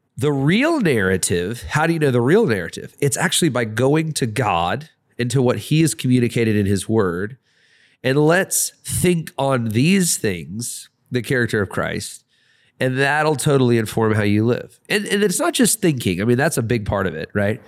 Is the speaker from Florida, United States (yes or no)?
no; Atlanta, Georgia, United States; I really live in Atlanta. I'm really from Atlanta, but I'm just here for a time.